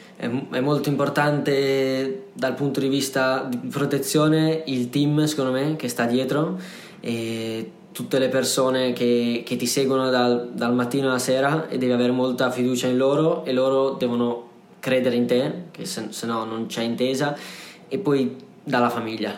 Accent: Sanremo, Liguria, Italy; io sono di Sanremo

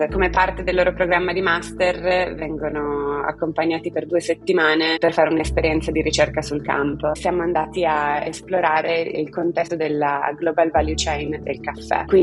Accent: Turin, Piedmont, Italy; Sono partita da Torino, ho studiato lingue cinese e inglese a Torino in triennale

